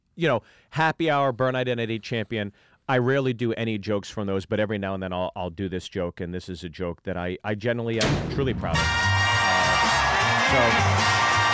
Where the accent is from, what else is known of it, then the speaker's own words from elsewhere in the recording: Pittsburgh, Pennsylvania, United States; from Pittsburgh, Pennsylvania